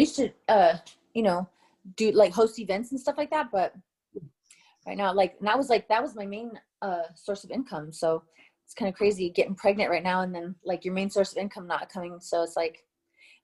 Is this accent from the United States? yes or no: yes; Tucson, Arizona, United States; moved away; Tucson, Arizona, born and raised.